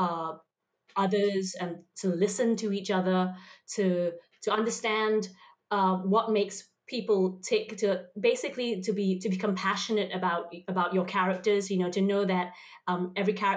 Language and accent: English; Singapore; in Singapore where we have multicultures there.